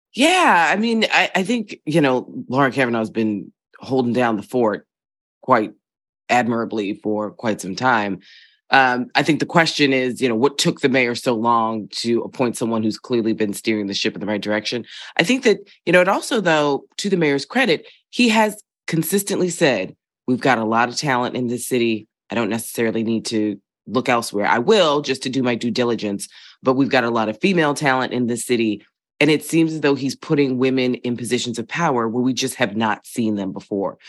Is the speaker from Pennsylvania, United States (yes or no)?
yes; Philadelphia, Pennsylvania, United States; moved away; I grew up in Philadelphia in a particular neighborhood